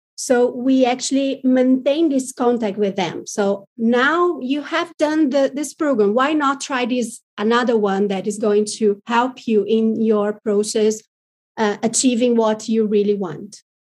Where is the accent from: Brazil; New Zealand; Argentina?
Brazil; we are very different from the American market